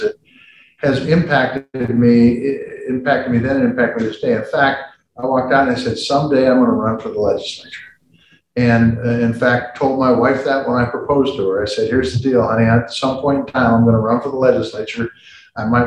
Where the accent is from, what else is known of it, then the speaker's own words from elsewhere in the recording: Big Sandy, Montana, United States; growing up in small town north central Montana.